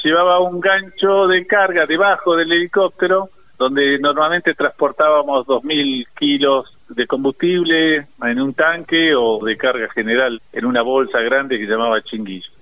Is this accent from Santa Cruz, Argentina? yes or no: no; Bahía Blanca, Buenos Aires Province, Argentina; also born or lived in Villa Regina; Nací en Villa Regina, pero la mayoría del tiempo la viví aquí en Bahía Blanca, donde mis padres residían.